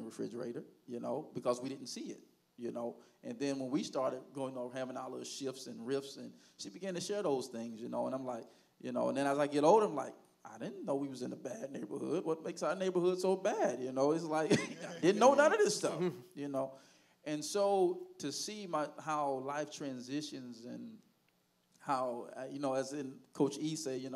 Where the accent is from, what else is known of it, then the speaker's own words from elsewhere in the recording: Haines City, Florida, United States; I grew up in Haines City all my life